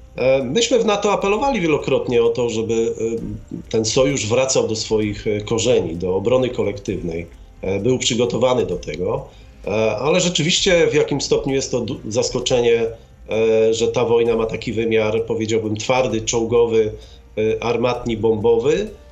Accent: Gdańsk, Pomeranian Voivodeship, Poland; urodziłem się w Gdańsku

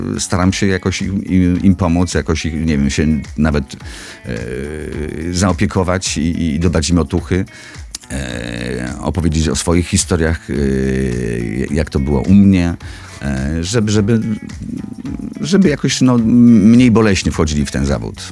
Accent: Nisko, Subcarpathian Voivodeship, Poland; moved away; Szkoła średnia, tak, jakby z mojego rodzinnego miasta, z Niskiej Woli

